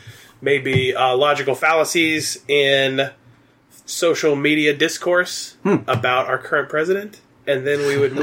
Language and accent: English; Southeast Kansas, United States; I am from Southeast Kansas.